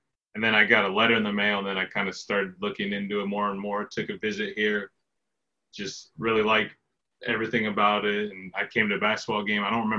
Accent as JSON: {"language": "English", "town": "Hubbard", "region": "Iowa", "country": "United States", "said": "I'm from Hubbard, Iowa. Went to school at South Hamilton"}